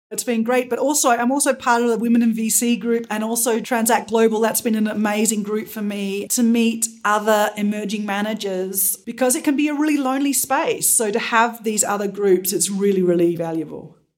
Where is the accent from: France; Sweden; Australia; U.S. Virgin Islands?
Australia; moved away; I'm originally from Australia